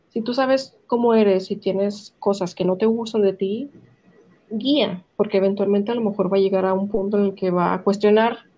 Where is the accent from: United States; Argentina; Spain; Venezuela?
United States; born there; yo, yo no nací